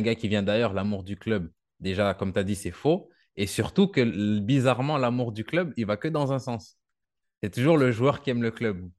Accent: Canada; moved away as an adult; now in France; moi, je viens du Canada

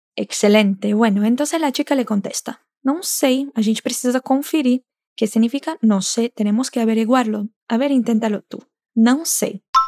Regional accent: Brazil; nosotros brasileños

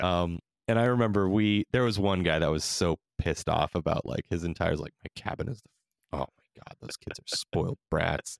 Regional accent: California, United States; I'm from, we're from California

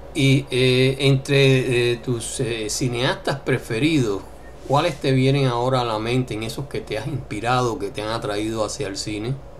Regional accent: Colombia; moved away; como colombianos

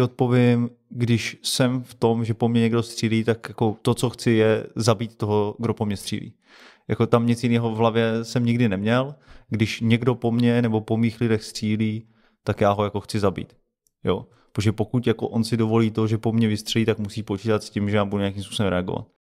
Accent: Czechia; my jako český speciální síly a jako Češi

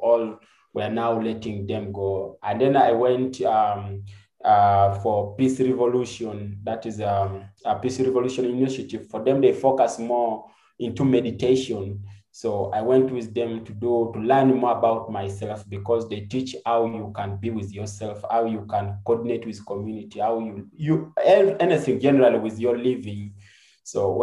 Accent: Uganda; also born or lived in Jinja, Uganda / Soroti, Uganda / northern Uganda; grew up from different areas of Uganda. But majorly, I grew up like in Jinja and so Soroti, and also the northern part of Uganda

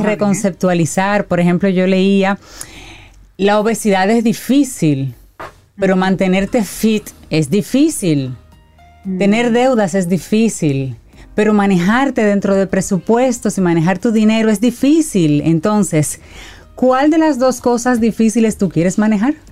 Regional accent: Dominican Republic; nosotros como dominicanos

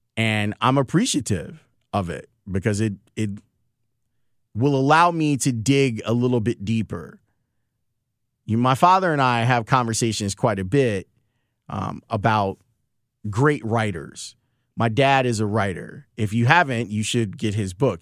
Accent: Chicago, Illinois, United States; I was born in the Loden Homes project, so off of ninety-fifth Street. And I spent the majority of my time growing up. Not, I went to school across the street at Saint Thaddeus, right there on ninety-fifth and Harvard

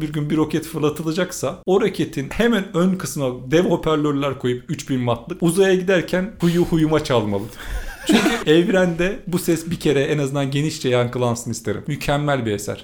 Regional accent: Turkey; moved away as an adult; also born or lived in Czech Republic; memleketimdeki arkadaşları bulmam zor

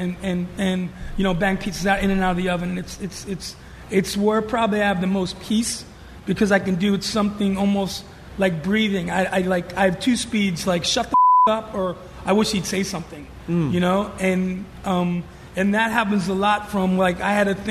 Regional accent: New York City, New York, United States; moved away; growing up in New York

